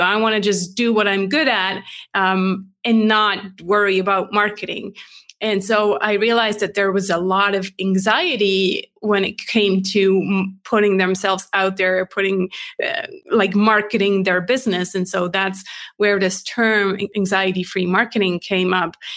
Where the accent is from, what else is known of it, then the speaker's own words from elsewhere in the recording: Switzerland; English is a second language; moved away as an adult; also born or lived in California; I'm based in Switzerland, born and raised